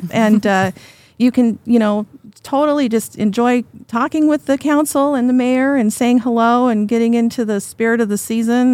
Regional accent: Woodinville, Washington, United States; I grew up in Woodenville.

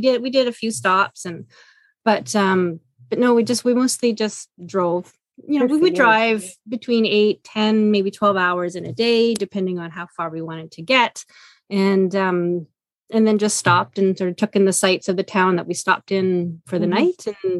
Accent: Ottawa, Ontario, Canada; moved away as an adult; also born or lived in Montreal / Vancouver Island; So I did grow up in Ottawa. I was born in Montreal, grew up in Ottawa. I left for close to 20 years, lived on Vancouver Island with my first husband. Our kids were born there. And then I moved back here about 7 years ago.

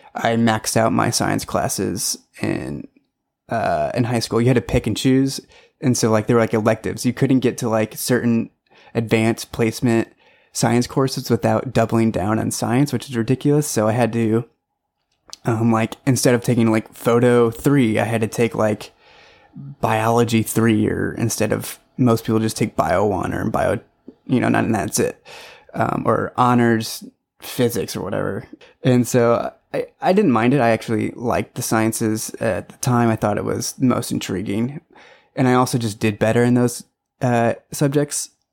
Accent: St. Louis, Missouri, United States; moved away; I was born in Saint Louis, Missouri. So, Midwest boy

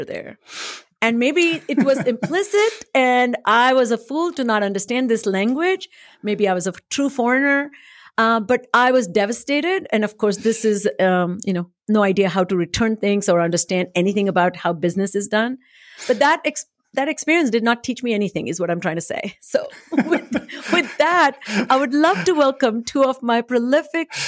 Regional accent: India; moved away as an adult; now in United States; I came from India, never had seen a Christmas tree

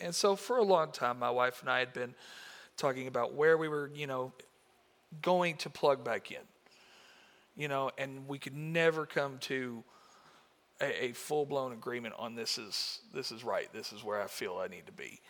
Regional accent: United States; I'm from Marshall County, born and raised in this area

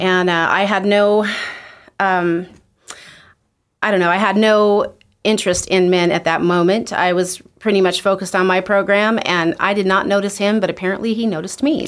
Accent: Twin Falls, Idaho, United States; I was born in Twin Falls, Idaho, uh, to Delbert and Norma Jean Maguire.

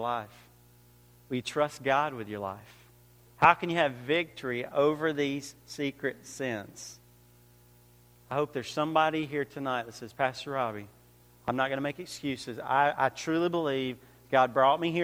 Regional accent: Georgia, United States; moved away as an adult; now in New York, United States; I came from Georgia, but I've been living in New York for about 5 or 6 years

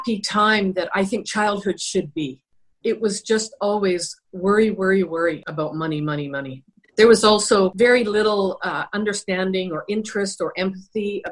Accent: British Columbia, Canada; I come from British Columbia. It was the norm for most people to be working in the lumber industry, towboating, all kinds of what we would call blue-collar work. And that's where I grew up.

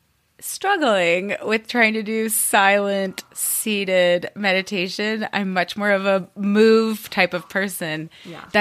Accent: United States; also born or lived in Spain

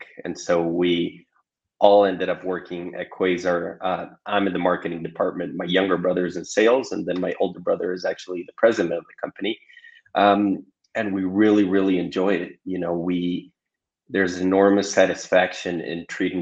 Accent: Ecuador; moved away as an adult; also born or lived in Galapagos Islands; now in Santiago, Chile; I'm originally from Ecuador

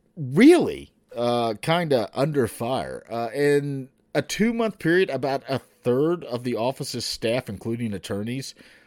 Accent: the South, United States; I am from the South.

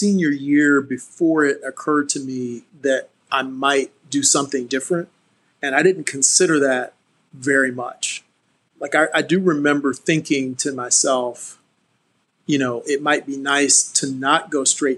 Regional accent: Savannah, Georgia, United States; I grew up in Savannah, Georgia, oldest of three kids.

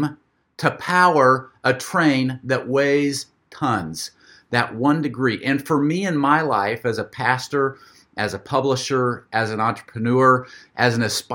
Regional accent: Florida, United States; here in my hometown

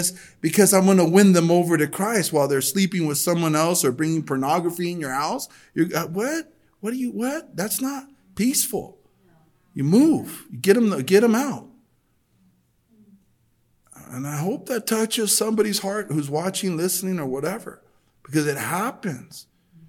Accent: El Monte, California, United States; I was brought up that way in El Monte.

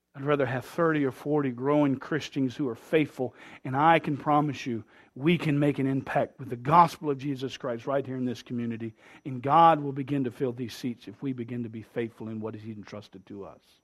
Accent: United States; We Americans

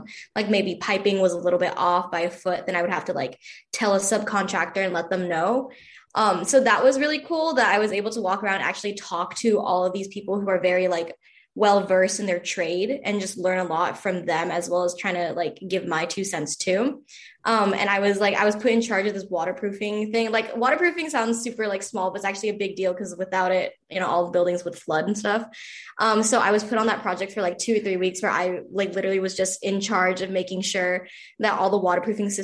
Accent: San Diego, California, United States; I am from San Diego, California.

